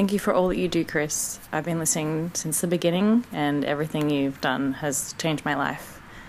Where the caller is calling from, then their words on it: Melbourne, Victoria, Australia; I'm coming from Melbourne, Australia